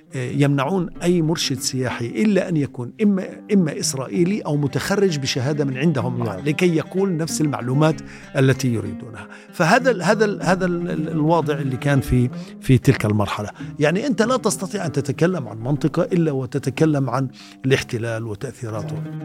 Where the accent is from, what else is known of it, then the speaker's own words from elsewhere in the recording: Sebastia, West Bank, Palestine; انا درست في سباستيا انا من مواليد 61